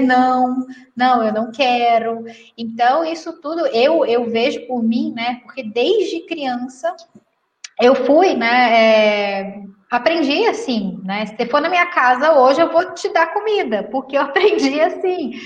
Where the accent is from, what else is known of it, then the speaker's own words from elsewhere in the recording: Minas Gerais, Brazil; eu sou mineira